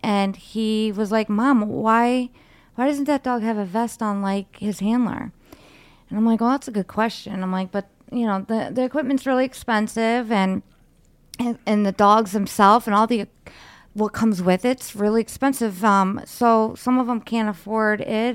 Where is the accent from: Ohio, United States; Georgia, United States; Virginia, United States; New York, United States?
Ohio, United States; Cleveland; in Cleveland because that's uh, like where we're from